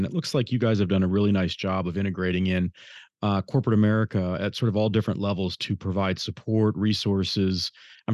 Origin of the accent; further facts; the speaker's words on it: Detroit, Michigan, United States; My hometown